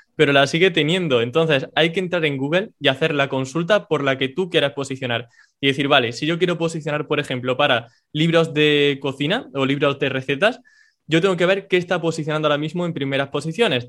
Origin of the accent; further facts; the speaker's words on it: Córdoba, Andalusia, Spain; soy un chico de Córdoba, en España